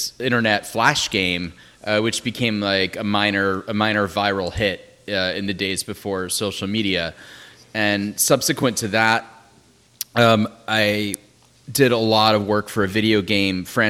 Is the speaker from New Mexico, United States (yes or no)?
no; Southern Connecticut, United States; My family were growing up in Southern Connecticut